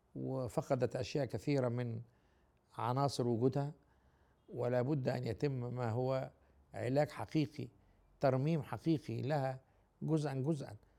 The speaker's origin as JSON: {"language": "Arabic", "country": "Egypt", "said": "أنا راجل مصري"}